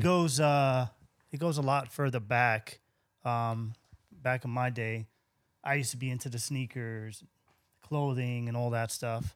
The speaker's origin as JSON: {"language": "English", "town": "Central Islip", "region": "New York", "country": "United States", "tie": "born or raised there", "also_born_or_lived": "Brooklyn / Miami", "moved": "as an adult", "lives_now": "San Antonio, United States", "said": "I grew up in Central Islip, uh, graduated high school, and I ma, I moved to Brooklyn"}